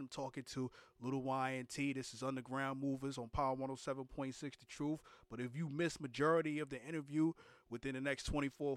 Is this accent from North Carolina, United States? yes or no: no; New York City, New York, United States; I'm from New York City, Brooklyn to be exact.